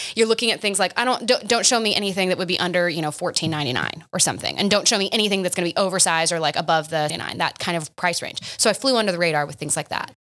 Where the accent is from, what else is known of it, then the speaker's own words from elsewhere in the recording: Oklahoma, United States; moved away as an adult; also born or lived in Boston; I stayed in my hometown